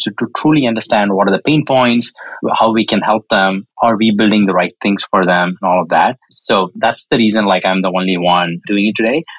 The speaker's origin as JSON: {"language": "English", "region": "South India", "country": "India", "tie": "born or raised there", "moved": "as an adult", "lives_now": "California, United States", "said": "I was born and raised in India, more specifically the southern part of India"}